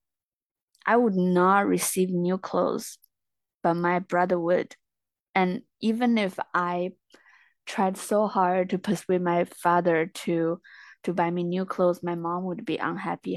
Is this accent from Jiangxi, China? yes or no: yes; Jiangxi, China; I'm from a small town in Jiangxi Province in China.